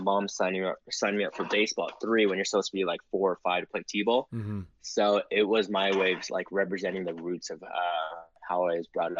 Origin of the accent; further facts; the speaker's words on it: United States; I'm American, I'm a Filipino American, and I'm very proud of it.